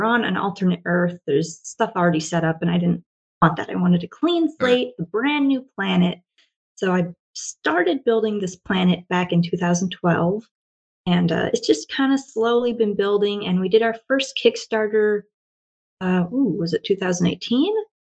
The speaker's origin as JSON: {"language": "English", "region": "Washington", "country": "United States", "tie": "born or raised there", "also_born_or_lived": "Oregon", "moved": "as an adult", "lives_now": "Japan"}